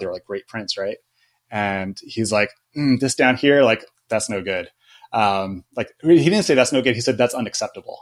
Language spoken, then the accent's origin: English; Joshua Tree, California, United States; also born or lived in Yucca Valley, California; I grew up in Joshua Tree.